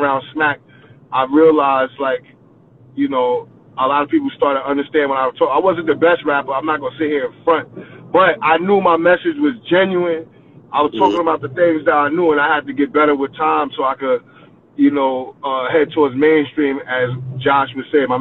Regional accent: New York City, New York, United States; I'm from the last stop in New York. I'm from Coney Island

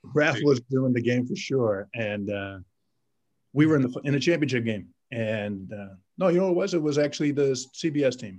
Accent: Boston, Massachusetts, United States; I came from Boston as well. I, I grew up just north of, of, town.

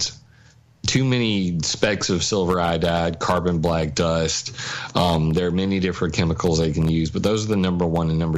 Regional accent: Sumter, South Carolina, United States; here in my hometown of Sumter, South Carolina

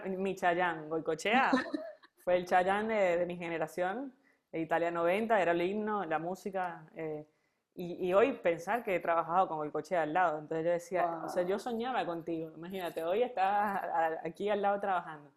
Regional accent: Venezuela; moved away as an adult; now in Argentina; extraño a la Venezuela donde yo nací

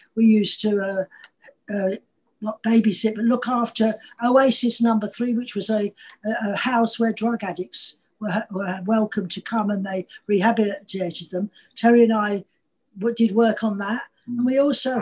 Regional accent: Manchester, North West England, United Kingdom; moved away; also born or lived in London; I was born in Manchester

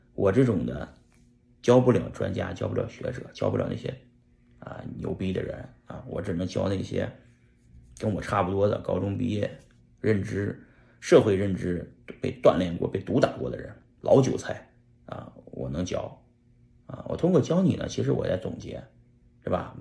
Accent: China; 我们中国人

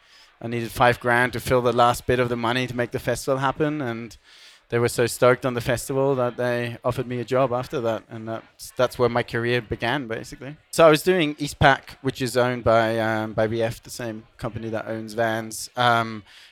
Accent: Germany; moved away as an adult; also born or lived in Bournemouth, United Kingdom; When I was a kid, I grew up in Germany skateboarding, playing music

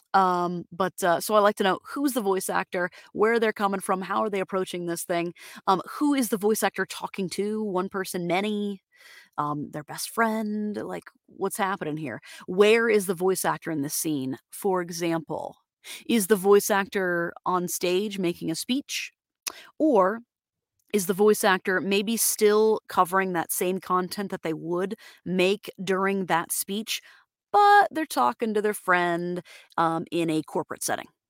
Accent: Florida, United States; I'm from from Florida, Floridian

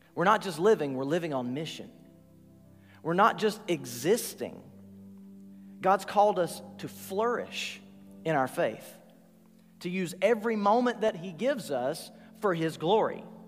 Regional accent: Rossville, Georgia, United States; I'm from Rossville, Georgia.

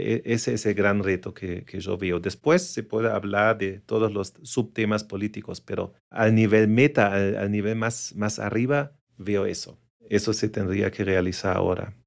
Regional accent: Germany; moved away; also born or lived in Asia; soy eh, alemán y europeo.

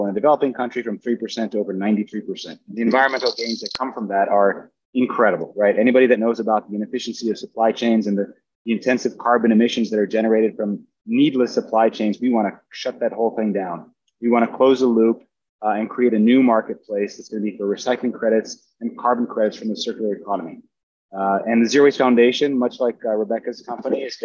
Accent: Brazil; moved away as an adult; also born or lived in United States; I grew up in Brazil, had access to, you know, beautiful places, a very special upbringing with nature all around me.

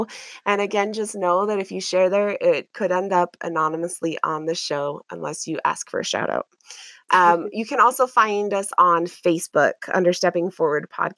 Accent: Utah, United States; moved away; also born or lived in Washington, D.C., United States / Boston, United States; I grew up in Utah, and many people were culturally pretty similar.

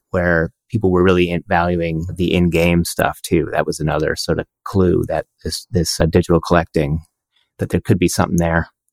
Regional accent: Canada; We're Canadian.

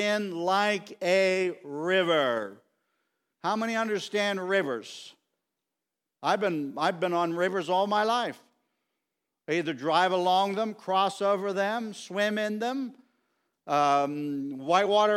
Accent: Wooddale, Pennsylvania, United States; I grew up here in Wooddale and I love the country. And I say, I'm from the Bullskin Township

